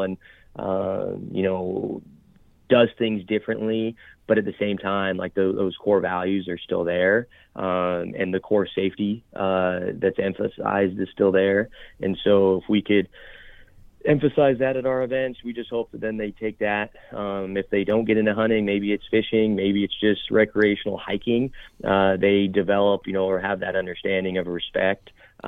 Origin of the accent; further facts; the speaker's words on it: Nevada, United States; Chukar hunting is just something I was raised around in Northern Nevada. I'm grateful for my father to get me involved.